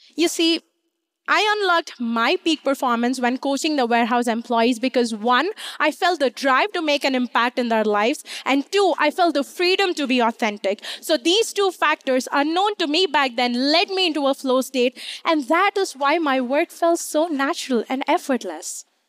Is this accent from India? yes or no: yes; India; moved away as an adult; now in United States; I grew up in India